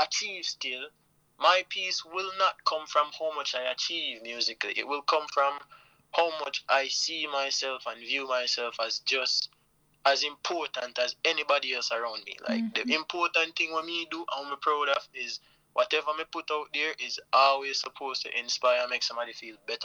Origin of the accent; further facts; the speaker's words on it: Jamaica; I am a Jamaican man